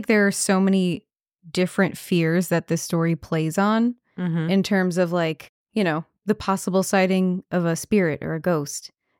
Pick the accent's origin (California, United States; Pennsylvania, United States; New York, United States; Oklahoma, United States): New York, United States; Long Island; I'm from Long Island.